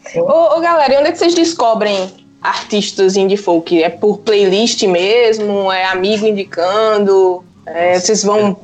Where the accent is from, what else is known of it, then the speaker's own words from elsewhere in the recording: Pernambuco, Brazil; also born or lived in João Pessoa, Paraíba, Brazil; now in Portugal; eu sou pernambucana, morei 10 anos em João Pessoa, agora estou em Portugal.